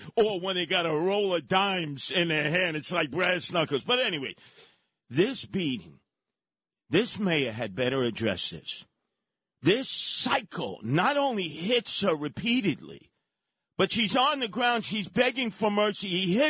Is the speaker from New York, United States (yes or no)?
yes; New York City, New York, United States; when I was growing up in Canarsie